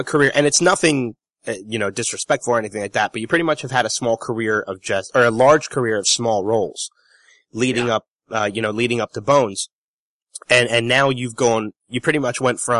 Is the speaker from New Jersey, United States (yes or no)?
yes; Roebling, New Jersey, United States; now in Pennsylvania, United States; I'm actually from Central Jersey, a little town called, well, there's two towns. More people know Florence, but there's a tinier town kind of attached to it in the same county called Roebling.